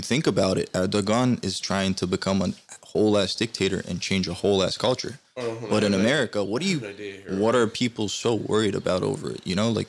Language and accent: English; United States; born there; I was born here in 98. I went to Turkey in 2006 for the first time